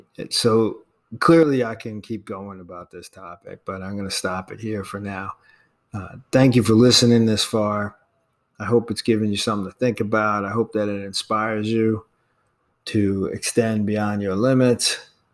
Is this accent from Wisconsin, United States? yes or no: no; New York City, New York, United States; I was born in Manhattan and, and have lived in New York my entire life